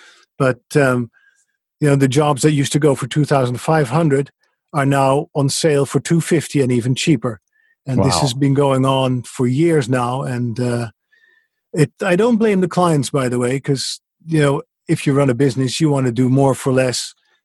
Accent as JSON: {"language": "English", "country": "Netherlands", "second_language": "English", "moved": "as an adult", "said": "But basically the story was that I came from the Netherlands after a career in radio, and I really missed a microphone."}